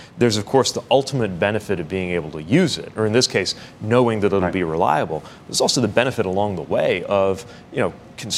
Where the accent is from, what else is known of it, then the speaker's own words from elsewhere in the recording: South Bend, Indiana, United States; a son of South Bend, Indiana. Our city was home to UAW Local 5 and UAW Local 9. I saw how the middle class of my hometown was built